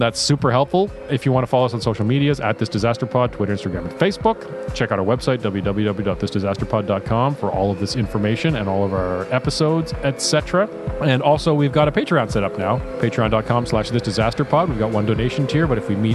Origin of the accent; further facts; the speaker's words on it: Ottawa, Ontario, Canada; our hometown of Ottawa.